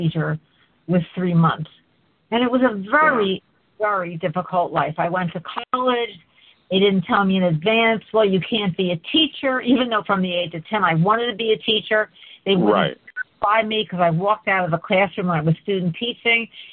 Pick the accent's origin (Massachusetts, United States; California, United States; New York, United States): New York, United States; Port Jervis; moved away as an adult; I was born in Port Jervis, New York. My dad was born there. And I lived there until I finished college.